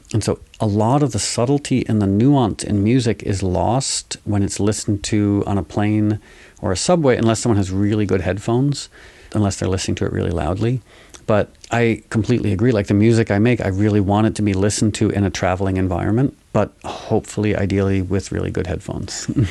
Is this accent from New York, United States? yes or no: yes; New York, United States; growing up in New York